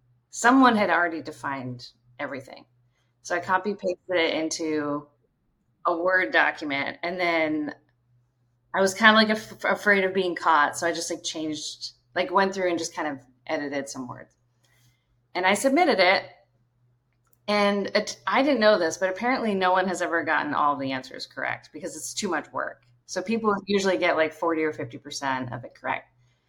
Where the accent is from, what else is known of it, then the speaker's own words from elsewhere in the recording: Brunswick, Maine, United States; I grew up in Brunswick, Maine.